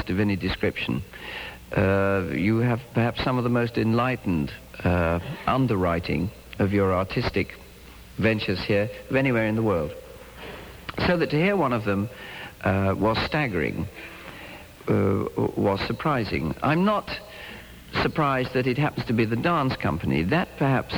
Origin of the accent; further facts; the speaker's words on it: England, United Kingdom; now in United States; being an Englishman in America